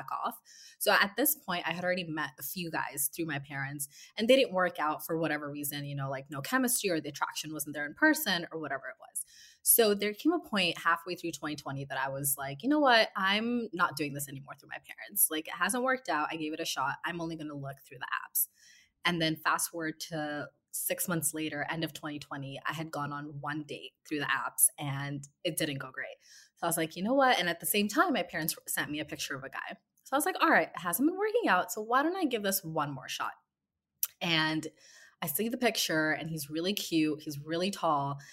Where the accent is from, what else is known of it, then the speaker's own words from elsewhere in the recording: West Coast, United States; moved away as an adult; now in New York, United States; I am from the West Coast and I've been living in New York for a few years now.